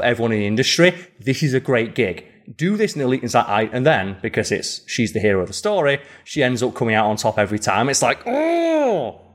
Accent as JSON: {"language": "English", "country": "United Kingdom", "said": "being British"}